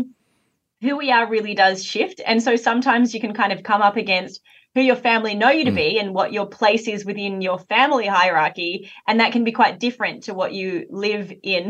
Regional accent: Australia; I grew up in Australia

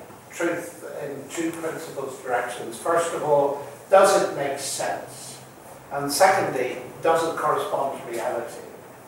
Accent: Northern Ireland, United Kingdom; moved away; I come from Northern Ireland, but I had very unusual parents.

